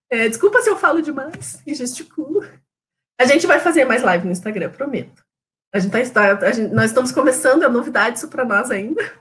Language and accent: Portuguese; São Paulo, Brazil; now in Curitiba, Brazil; Aí a gente falava, ah, então, é que a gente é de São Paulo e tá vindo para Curitiba.